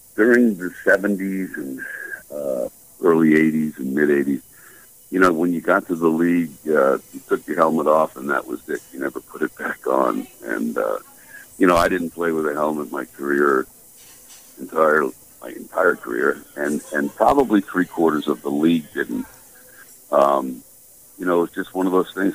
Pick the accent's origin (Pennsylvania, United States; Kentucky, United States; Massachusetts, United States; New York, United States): Massachusetts, United States; outside of Boston; growing up outside of Boston